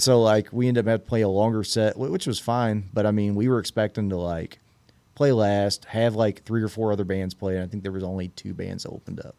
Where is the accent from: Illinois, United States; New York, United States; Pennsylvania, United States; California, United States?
Illinois, United States; Red Bud; now in Evansville, Illinois, United States; I'm originally from, uh, a little town called Redbud, Illinois